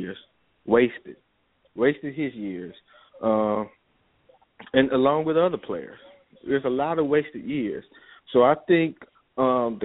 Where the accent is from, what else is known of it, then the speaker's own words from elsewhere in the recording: Arkansas, United States; I'm from Arkansas